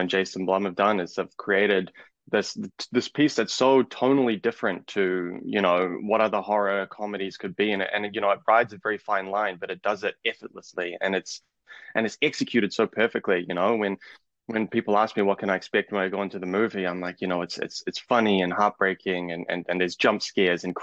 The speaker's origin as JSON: {"language": "English", "region": "Auckland", "country": "New Zealand", "said": "I'm from Auckland, New Zealand"}